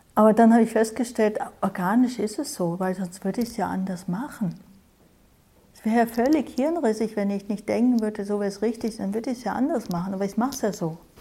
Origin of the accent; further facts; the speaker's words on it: Germany; Wir hier in Deutschland, ne, ich glaube, wir sind alle aus Deutschland, fast alle vielleicht, wir sind einer ganz bestimmten Art sozialisiert, geprägt